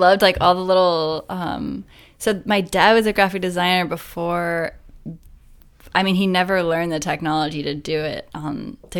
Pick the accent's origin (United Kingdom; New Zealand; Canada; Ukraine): New Zealand; now in United States; That was sort of like my favorite thing to do growing up in New Zealand.